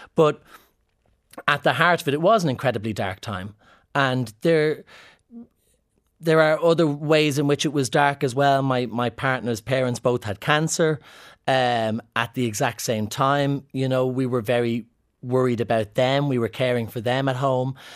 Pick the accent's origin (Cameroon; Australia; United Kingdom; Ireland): Ireland; Scottish people see me as an Irishman as opposed to a camp man